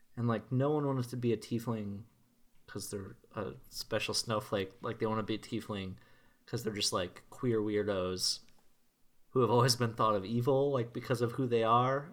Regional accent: Minnesota, United States; as a Minnesotan

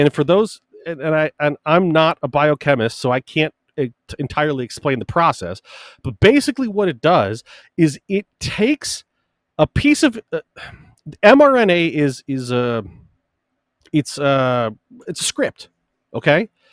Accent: United States; as both an American born and bred and a Christian

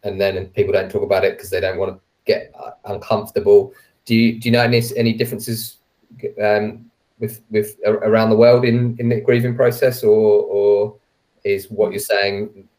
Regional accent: England, United Kingdom; but my mum's Irish, and I've heard her talk so many times with relatives and sisters and stuff say, and I've actually heard them say, oh, I can't wait for the next funeral. And like, as an English person

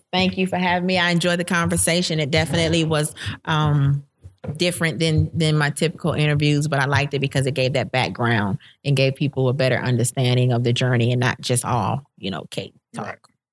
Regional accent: Florida, United States; now in Georgia, United States; I'm from Florida.

